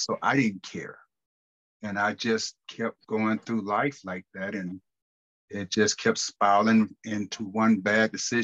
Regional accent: United States; Growing up in Carolina, you know, watching my grandmother own the juke joint

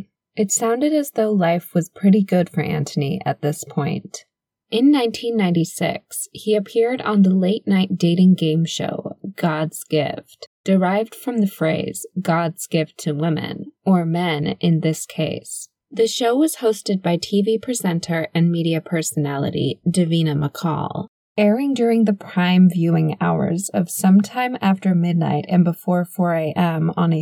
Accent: Scotland, United Kingdom; You probably wouldn't have guessed it given my accent, but I was actually born and raised here in the United Kingdom. Well, actually Scotland, to be more precise.

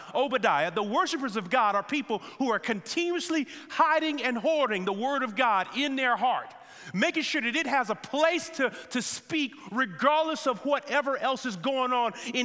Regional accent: United States; us as American believers

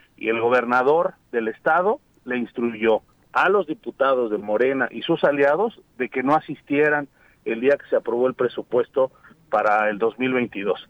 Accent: Morelos, Mexico; somos de aquí de Morelos, aquí están nuestros hijos, aquí vamos a seguir viviendo

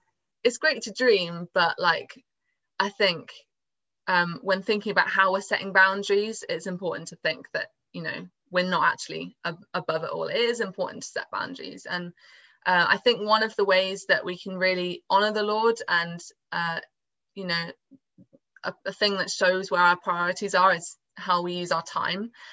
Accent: Swindon, South West England, United Kingdom; I'm from Swindon in England, down south.

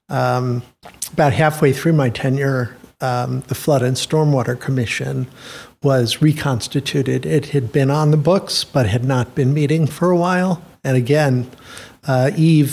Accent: Rochester, New York, United States; also born or lived in Washington, D.C. / London; now in Princeton, United States; I grew up all through my school years, my primary and secondary school years in Rochester

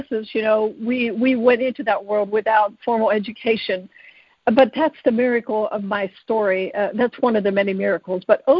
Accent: United States; I grew up at an Amish farm, and there were 8 of us kids

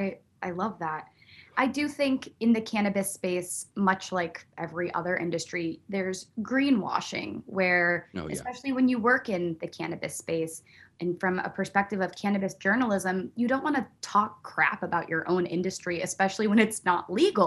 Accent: Buffalo, New York, United States; born there; also born or lived in Virginia / Pennsylvania; I'm not a military brat, but I was born in Buffalo, New York.

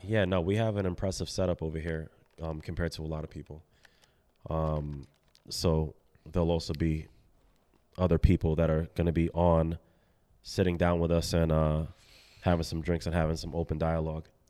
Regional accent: Milford, Connecticut, United States; also born or lived in Bronx, New York; I was born in the Bronx and then, um, raised out in Milford

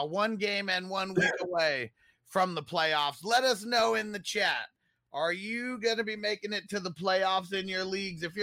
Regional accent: California, United States; moved away; I'm from California

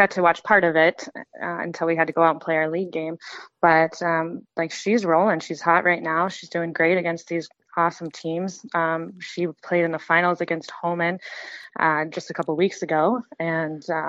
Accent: Alaska, United States; now in Minnesota, United States; Growing up in Alaska

